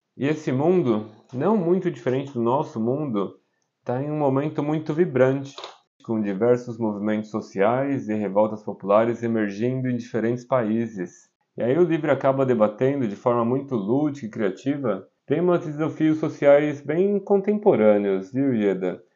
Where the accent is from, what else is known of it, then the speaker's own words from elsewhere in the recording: São Paulo, Brazil; moved away as an adult; also born or lived in Caraguatatuba, Brazil / India / Italy; now in Augsburg, Germany; nasci na cidade de Caraguatatuba, em São Paulo. Sou caiçara, apaixonado pela cultura do litoral, mas cresci e morei na capital durante muitos anos da minha